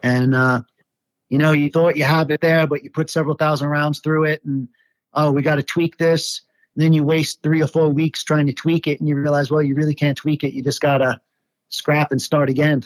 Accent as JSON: {"language": "English", "town": "New York City", "region": "New York", "country": "United States", "tie": "born or raised there", "moved": "as an adult", "lives_now": "Colorado, United States", "said": "I grew up in uh, Staten Island, New York."}